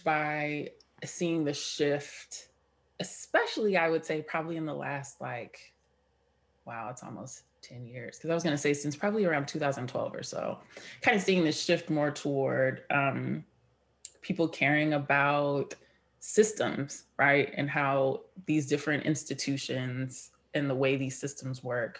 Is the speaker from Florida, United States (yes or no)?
no; San Diego, California, United States; my experience growing up in San Diego